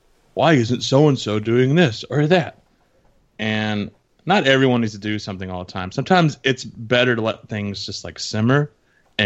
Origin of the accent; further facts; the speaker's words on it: the South, United States; being from the South